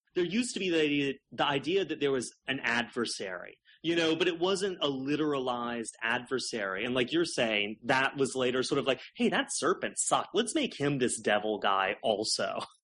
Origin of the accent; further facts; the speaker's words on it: South Carolina, United States; I grew up in South Carolina in a really a really religious home